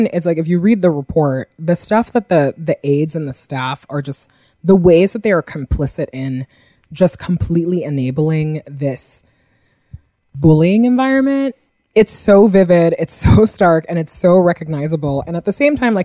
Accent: New Yorker, United States; as a New Yorker

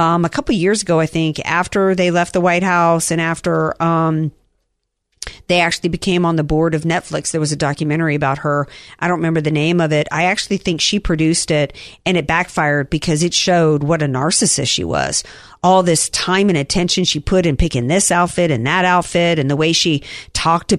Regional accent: the South, United States; I'm from the South

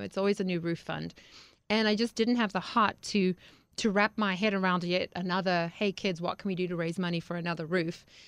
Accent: Harare, Zimbabwe; moved away; I grew up in Zimbabwe, Africa

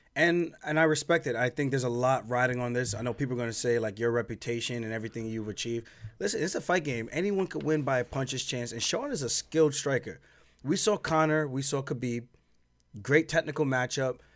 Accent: Long Island, New York, United States; I'm from Long Island

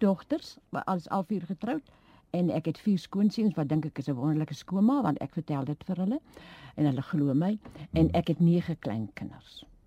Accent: Hoekwil, Western Cape, South Africa; moved away as an adult; also born or lived in George; Ek is gebore in Hoekwil. Jy weet dit is 'n klein plekie daar naby George.

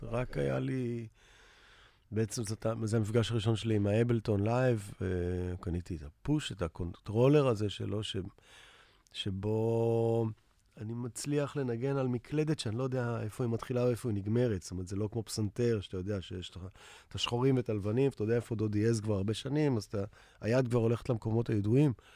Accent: Tel Aviv, Tel Aviv District, Israel; also born or lived in New York; אני תל אביבי כל חיי, למעט איזה שנתיים בניו יורק

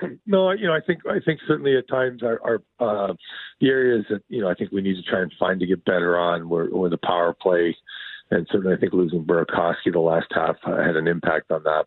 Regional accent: Sault Ste. Marie, Ontario, Canada; now in Seattle, United States; I grew up in Sault Ste. Marie, which is kind of where all the Great Lakes come together.

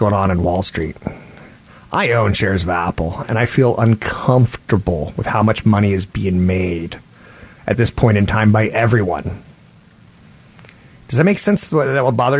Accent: Japan; I was born in Japan

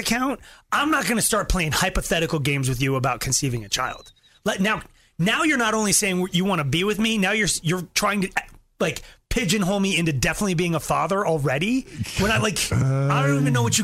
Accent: Longmont, Colorado, United States; I grew up in Longmont in a real small house, so a double wide

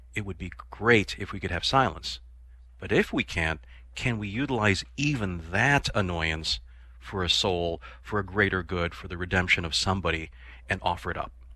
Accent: Chicago, Illinois, United States; I am a city boy, I grew up in Chicago

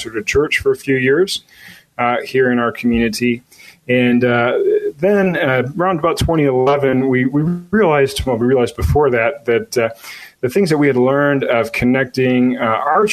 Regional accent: Chicago, Illinois, United States; I born and raised in the Chicago area.

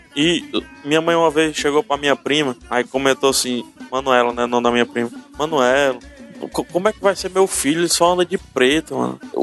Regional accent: Fortaleza, Ceará, Brazil; aqui em Fortaleza, eu, go eu gosto da minha cidade natal. Eu vivi a minha cidade natal

